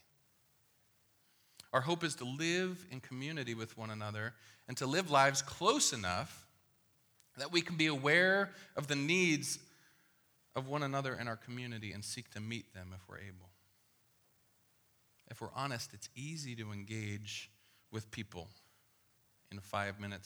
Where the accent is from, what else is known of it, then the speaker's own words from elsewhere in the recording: Midwest, United States; I was born in the Midwest